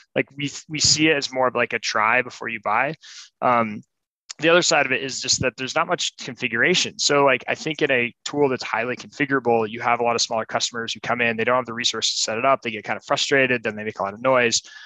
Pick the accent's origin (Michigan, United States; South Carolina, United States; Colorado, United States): Colorado, United States; moved away as an adult; also born or lived in San Francisco; I'm from Colorado